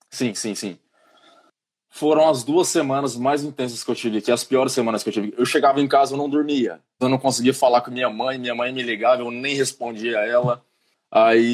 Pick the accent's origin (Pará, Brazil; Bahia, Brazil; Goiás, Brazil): Goiás, Brazil; Goiânia; moved away as an adult; now in Ireland; eu sou de Goiânia, Goiânia, trinta e tantos graus